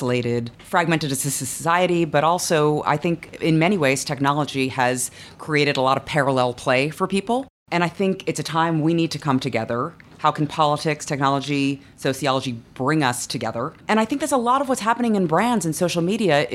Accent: New York, United States; I grew up in New York

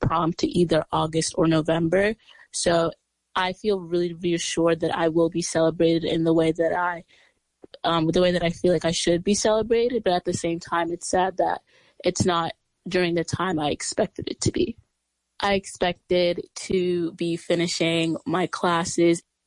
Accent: New York City, New York, United States; I'm from Brooklyn, New York, and I go to the Chapin School on the Upper East Side.

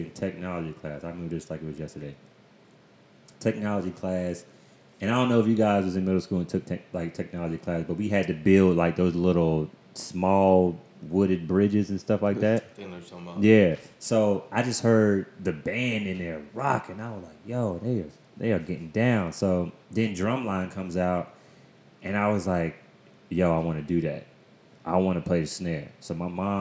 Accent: Winston-Salem, North Carolina, United States; I am originally from Winston-Salem, North Carolina

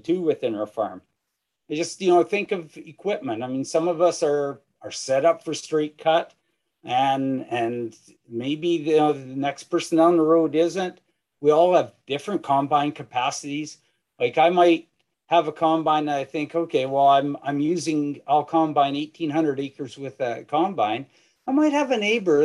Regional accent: Saskatchewan, Canada; I'm from Saskatchewan

